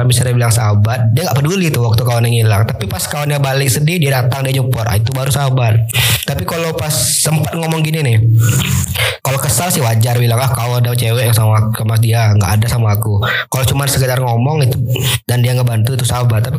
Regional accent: Pekanbaru, Riau, Indonesia; saya asli kota Pekanbaru kalau bilang kampung nggak punya lahir Pekanbaru ada Pekanbaru

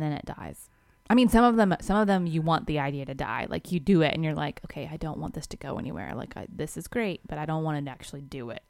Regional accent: Georgia, United States; we're from Georgia

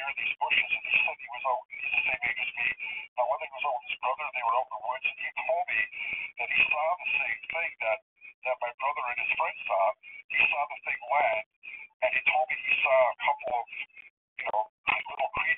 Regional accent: Welland, Ontario, Canada; I grew up in Welland, and the Welland Canal runs between Lake Ontario and Lake Erie

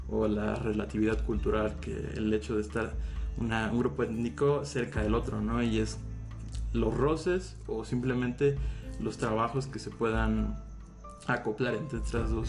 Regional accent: Mexico; todos nosotros somos mexicanos

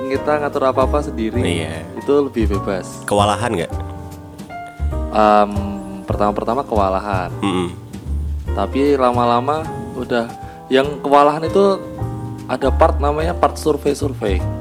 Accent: Yogyakarta, Special Region of Yogyakarta, Indonesia; moved away as an adult; now in Jakarta, Indonesia; Iya. Baru ini pindah. Di kan? dari, dari lahir, lahir makanya.

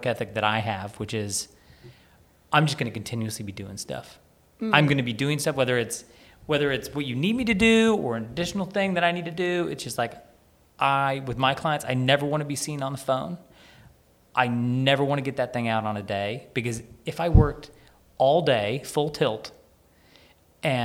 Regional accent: United States; accent: American; now in United Kingdom; I've got an American accent

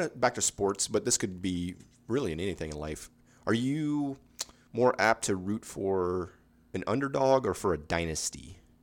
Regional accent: Space Coast, Florida, United States; born or raised there

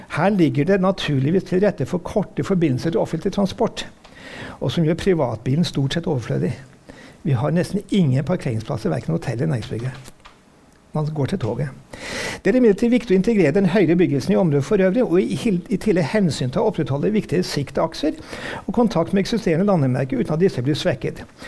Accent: Trøndelag, Norway; now in Oslo, Norway; Jeg er jo trønder som bor i Oslo.

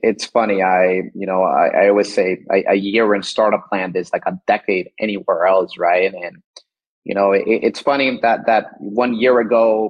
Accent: Miami, Florida, United States; moved away as an adult; now in Atlanta, United States; I'm from Miami

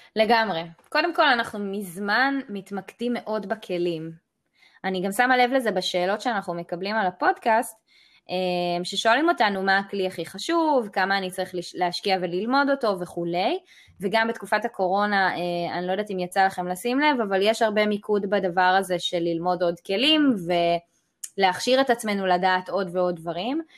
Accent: Israel; וגם כישראלים

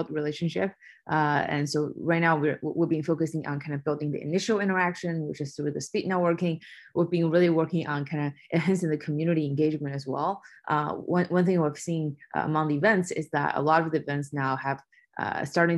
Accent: China; moved away; I was born and raised in China

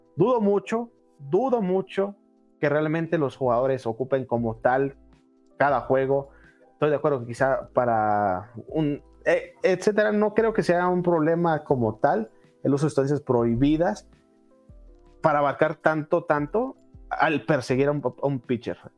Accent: Mexico; como mexicanos

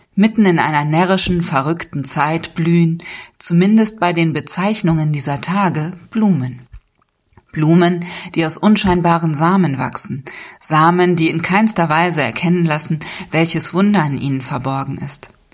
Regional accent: Germany; now in Lippstadt, Germany; ich als Friesin

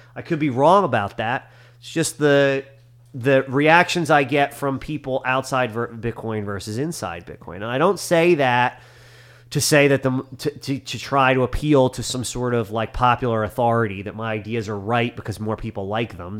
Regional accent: United States; as an American

